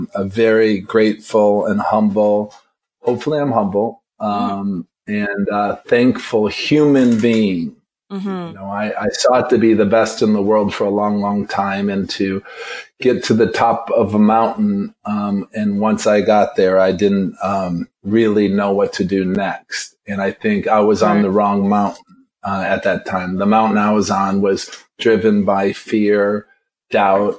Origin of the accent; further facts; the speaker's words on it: northern Michigan, United States; I grew up on a Christmas tree farm in northern Michigan.